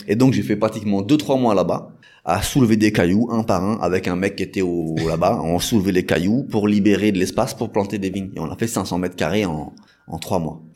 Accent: Paris region, Île-de-France, France; moved away as an adult; now in Senegal; je suis originaire de France, je suis né en France, mm. dans la région parisienne

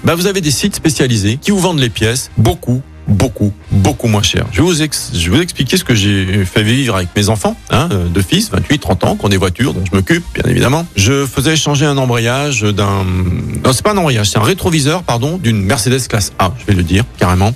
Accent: Écully, Auvergne-Rhône-Alpes, France; moved away; je suis d'Écully, etc. Ouais, c'est ma région, c'est ma ville

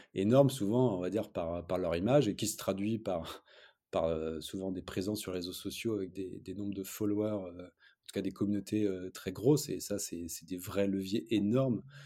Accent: Lille, Hauts-de-France, France; on est Lillois

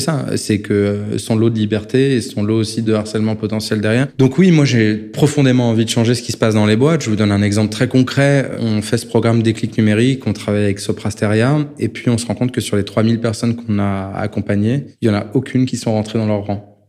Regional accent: France

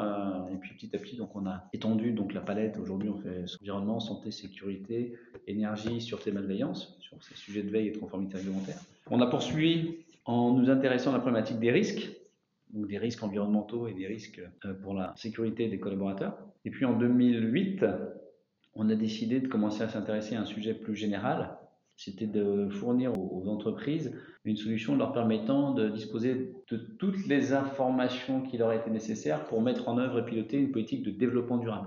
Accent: Paris, Île-de-France, France; moved away as an adult; also born or lived in Mayenne; now in Changé, France; je suis parisien d'origine et je suis arrivé en fin 97 en Mayenne

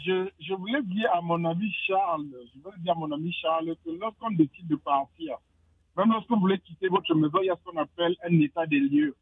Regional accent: Cameroon; je viens du Cameroun

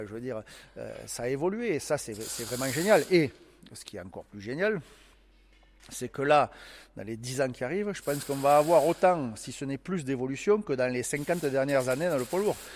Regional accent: Toulouse, Occitania, France; accent: toulousain; Avec l'accent toulousain, au nord de la Suède

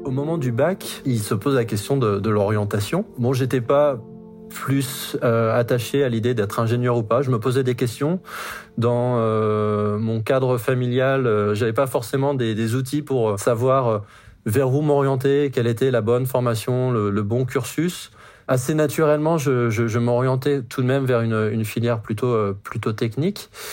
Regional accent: Brittany, France; now in Montrouge, France; J'ai grandi en Bretagne

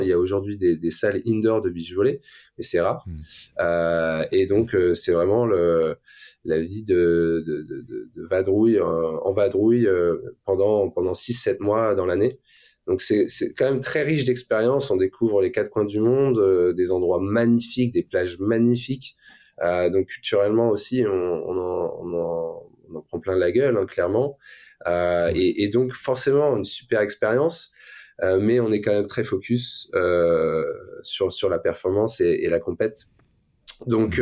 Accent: Le Touquet, Hauts-de-France, France; also born or lived in Luxembourg; je viens du nord de la France, hein, donc je suis né au Luxembourg, je suis arrivé en France à 6-7 ans, euh, il n'y avait pas de montagne euh, dans le Pas-de-Calais.

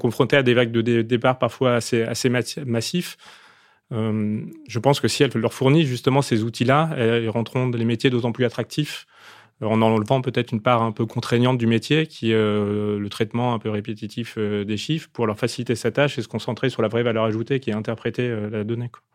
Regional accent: Opal Coast, Hauts-de-France, France; je viens de la Côte d'Opale

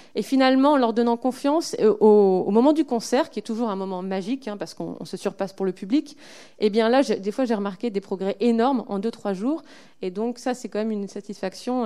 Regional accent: Lille, Hauts-de-France, France; je suis lilloise

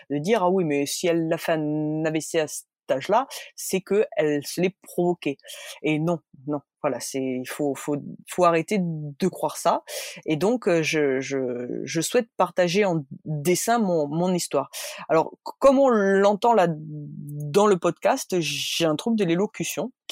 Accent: Bordeaux, Nouvelle-Aquitaine, France; born there; Ben non, désolé, je suis née à Bordeaux

